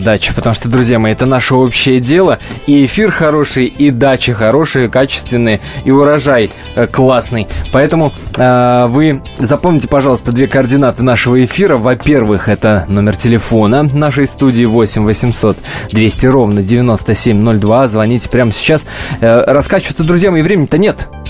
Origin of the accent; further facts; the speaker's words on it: Kirov Oblast, Russia; сам родом из Кировской области.